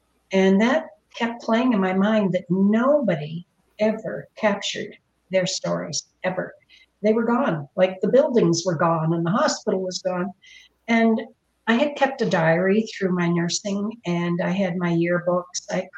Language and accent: English; Windsor, Ontario, Canada; born there; Yes, I'm originally from Ontario. I was born in Windsor, Ontario, and we moved around a lot.